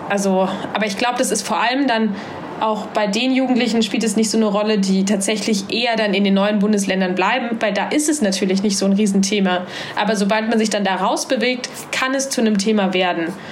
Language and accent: German; Halle, Saxony-Anhalt, Germany; moved away as an adult; now in Hamburg, Germany; Ich bin in Halle an der Saale groß geworden